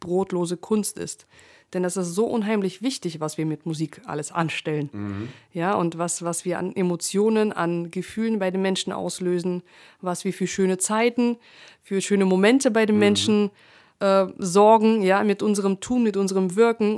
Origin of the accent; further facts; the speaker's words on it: Russia; moved away; ich bin ja in Russland geboren